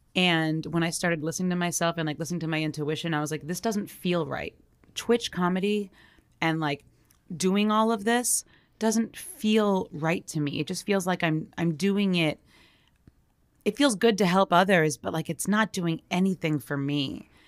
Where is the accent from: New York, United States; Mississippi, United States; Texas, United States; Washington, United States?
New York, United States; I'm from New York